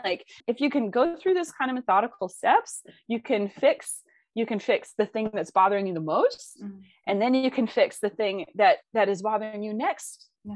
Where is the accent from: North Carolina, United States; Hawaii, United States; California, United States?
North Carolina, United States; Blue Ridge Mountains; moved away; I grew up in North Carolina in the Blue Ridge Mountains.